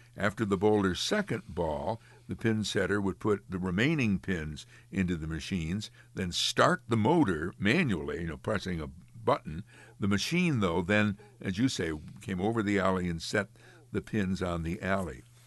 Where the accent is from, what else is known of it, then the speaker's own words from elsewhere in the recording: Amsterdam, New York, United States; my hometown of Amsterdam